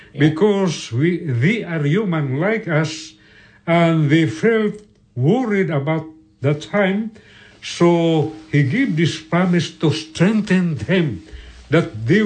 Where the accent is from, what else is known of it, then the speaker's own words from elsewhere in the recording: Philippines; we are, we are from the Philippines.